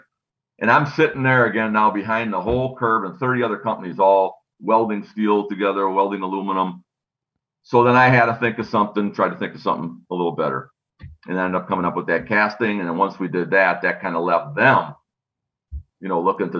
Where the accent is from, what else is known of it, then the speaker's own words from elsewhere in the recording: Wisconsin, United States; We're from Wisconsin. It was climber country.